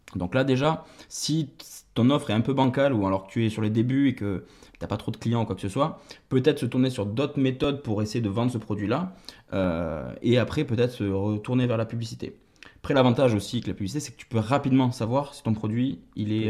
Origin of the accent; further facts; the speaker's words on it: Toulouse, Occitania, France; J'ai d'abord travaillé en agence de communication à Toulouse, puisque, je suis toulousain.